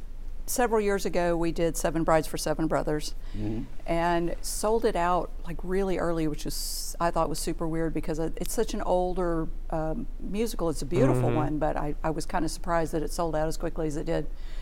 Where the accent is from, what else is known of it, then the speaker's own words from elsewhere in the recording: Missouri, United States; I'm from Missouri